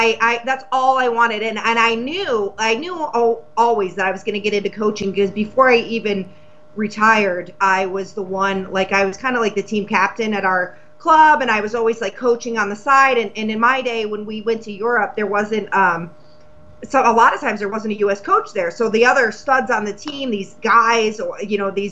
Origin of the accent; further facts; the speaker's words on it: Massachusetts, United States; I'm from Massachusetts